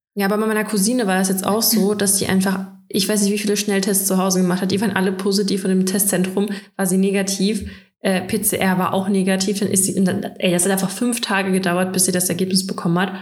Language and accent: German; Russia; now in Germany; bei uns in Russland